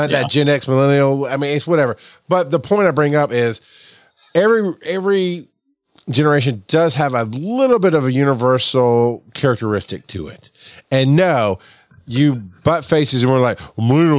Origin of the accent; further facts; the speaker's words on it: the South, United States; I grew up in the South.